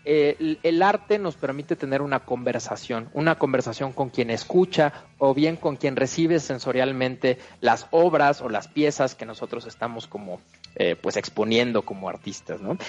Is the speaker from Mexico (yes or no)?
yes; Mexico; nos recuerda a los mexicanos